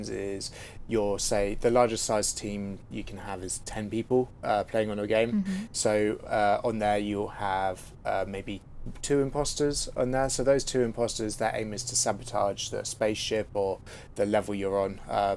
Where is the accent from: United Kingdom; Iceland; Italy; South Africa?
United Kingdom; accent: British